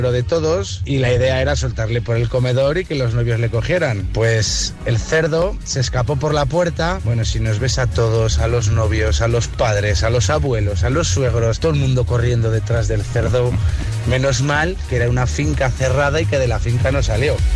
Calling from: Barcelona, Catalonia, Spain; de Barcelona.

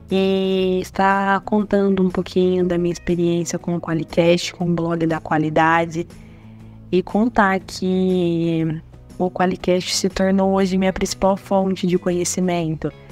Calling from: Ribeirão Preto, São Paulo, Brazil; sou da cidade de Ribeirão Preto, interior de São Paulo.

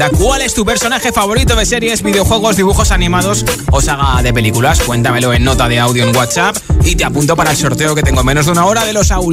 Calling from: Havana, Cuba; de La Habana, siendo sintonía a través de Alexa.

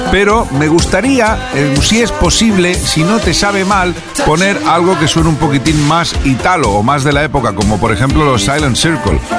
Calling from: Madrid, Community of Madrid, Spain; de Lavapiés de Madrid.

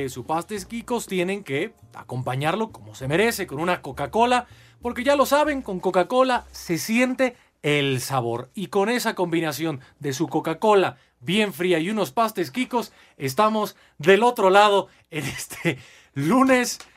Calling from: Iztapalapa, Mexico City, Mexico; de Iztapalapa. Una denuncia para Pepe Segarra, ya que acá en Iztapalacra le sacamos el agua a los carros para beber aunque tenga anticongelante.

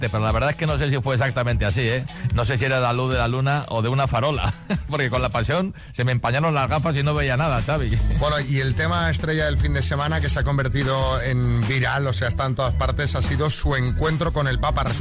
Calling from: Valencia, Valencian Community, Spain; Hola, buenos días, soy … de Valencia.

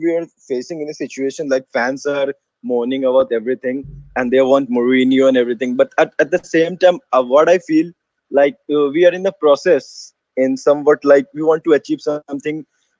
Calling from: India; I'm from India. It's like 4 a.m. in the morning.

